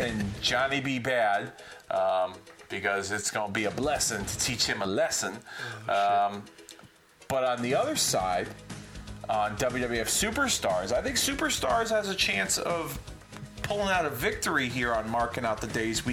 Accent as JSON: {"language": "English", "town": "Hartford", "region": "Connecticut", "country": "United States", "tie": "born or raised there", "said": "my hometown in Hartford."}